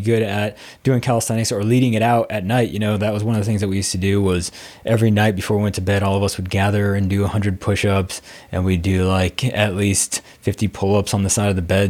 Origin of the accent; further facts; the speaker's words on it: Arizona, United States; moved away as an adult; I was a dude from Arizona